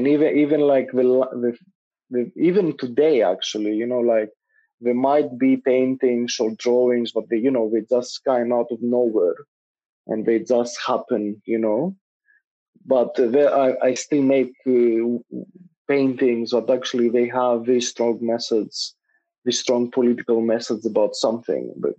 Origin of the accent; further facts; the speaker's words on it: Greece; moved away as an adult; now in London, United Kingdom; growing up in Greece and small societies